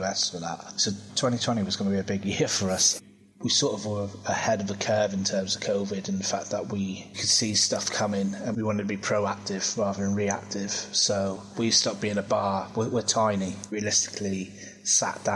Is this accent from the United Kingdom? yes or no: yes; Plymouth, South West England, United Kingdom; moved away as an adult; also born or lived in Leeds; now in Plymouth, United Kingdom; I'm originally from Plymouth and then I moved away to Leeds in about 2010